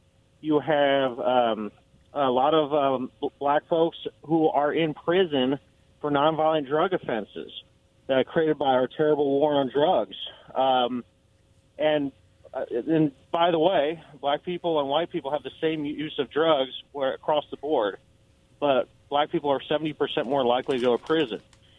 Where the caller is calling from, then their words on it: Kennewick, Washington, United States; All right. … from Kennewick.